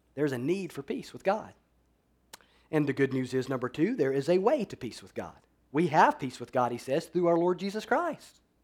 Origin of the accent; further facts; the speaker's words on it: Alabama, United States; now in Florida, United States; I grew up in Alabama